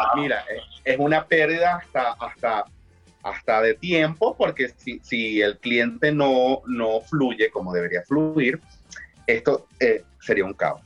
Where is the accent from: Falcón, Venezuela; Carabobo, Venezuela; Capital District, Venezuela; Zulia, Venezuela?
Zulia, Venezuela; Maracaibo; yo soy de Maracaibo, en Venezuela